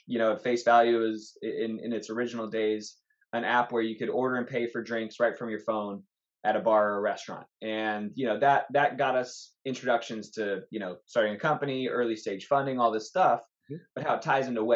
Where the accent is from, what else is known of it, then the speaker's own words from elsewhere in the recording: Los Angeles, California, United States; I'm from Los Angeles